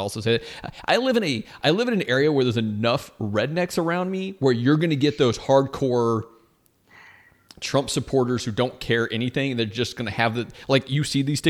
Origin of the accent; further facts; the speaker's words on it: United States; as an American